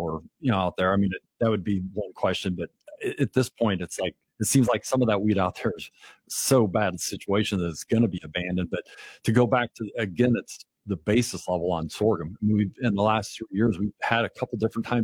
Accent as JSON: {"language": "English", "area": "Cass County", "region": "Nebraska", "country": "United States", "tie": "born or raised there", "said": "I grew up in Cass County just east of here"}